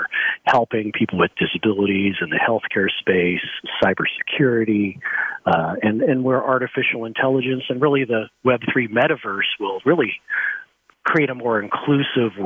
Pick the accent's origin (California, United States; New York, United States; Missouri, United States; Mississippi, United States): California, United States; San Diego; I grew up in San Diego, California, and lived there for many years